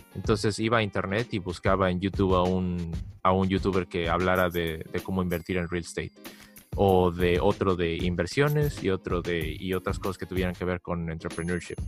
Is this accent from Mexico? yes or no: yes; Mexico; now in United States; Yo, yo vengo de México